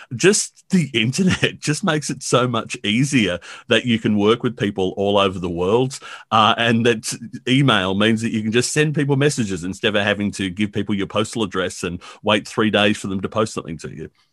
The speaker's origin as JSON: {"language": "English", "town": "Blacktown", "region": "New South Wales", "country": "Australia", "tie": "born or raised there", "said": "I grew up in Blacktown"}